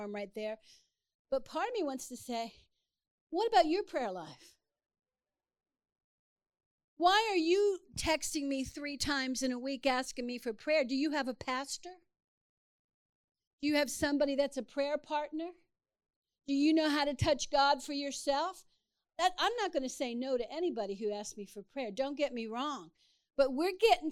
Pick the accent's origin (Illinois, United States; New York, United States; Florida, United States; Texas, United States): Texas, United States; I'm from Texas.